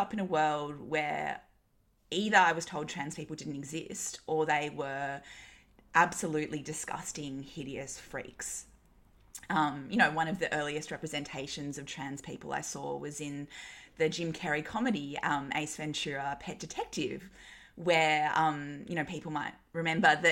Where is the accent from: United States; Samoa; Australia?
Australia; Newcastle, New South Wales; I grew up in Newcastle in the 90s and early 2000s. It was a super like white, straight, you know, kind of Aussie white bread culture